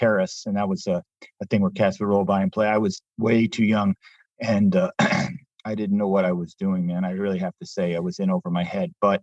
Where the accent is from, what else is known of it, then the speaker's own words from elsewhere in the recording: New York City, New York, United States; also born or lived in Teaneck, New Jersey; I went back to my hometown, New York City